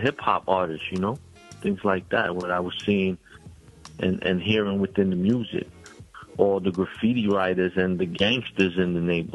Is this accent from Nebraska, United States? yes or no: no; New York City, New York, United States; I'm from Brownsville, Brooklyn. I'm from the Marcus Garvey Village in Brownsville, Brooklyn. That's a housing complex